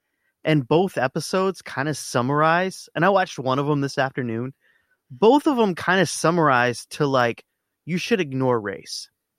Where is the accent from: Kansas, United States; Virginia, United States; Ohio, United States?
Virginia, United States; Sedley; I grew up in Sedley, Virginia.